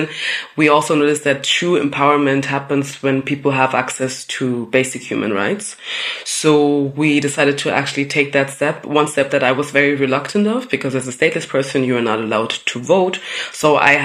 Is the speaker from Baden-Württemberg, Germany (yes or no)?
no; Munich, Bavaria, Germany; I had the pleasure of growing up in Munich in Bavaria